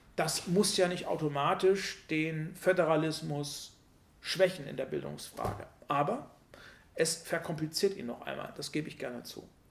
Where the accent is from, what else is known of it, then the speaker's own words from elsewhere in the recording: Germany; wir uns als Deutsche